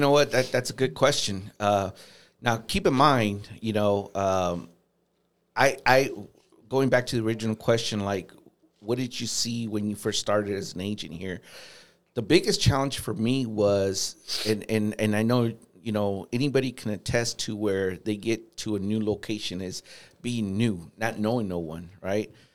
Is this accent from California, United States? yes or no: yes; Los Angeles, California, United States; also born or lived in Fort Wayne, Indiana; now in Saint Louis, United States; I'm originally from Los Angeles